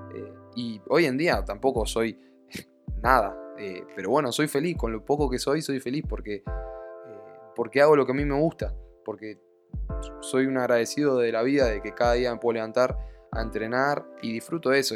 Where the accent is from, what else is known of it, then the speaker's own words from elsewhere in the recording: Argentina; now in Spain; yo hoy en día estoy viviendo en España, soy de Argentina, pero estoy viviendo en España